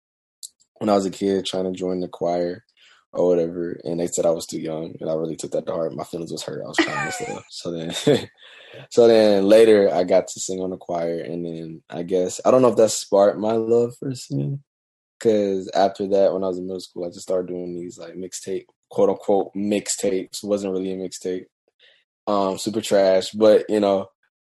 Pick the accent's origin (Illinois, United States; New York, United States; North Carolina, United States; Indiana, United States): North Carolina, United States; Gastonia; also born or lived in Charlotte, North Carolina / Mount Holly, North Carolina; I was born in Charlotte. We lived in Mount Holly. Then we moved to this lovely town called Gastonia, where there's nothing there. So I was raised there.